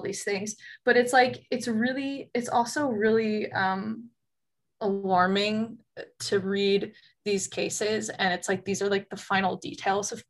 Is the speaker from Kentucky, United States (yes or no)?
no; Doylestown, Pennsylvania, United States; also born or lived in New York; now in Miami, United States; I'm also from Pennsylvania